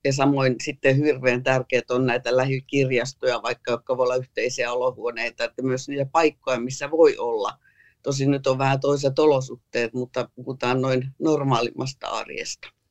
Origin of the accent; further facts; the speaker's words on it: Tampere, Pirkanmaa, Finland; kun mä olin nuori Hervannassa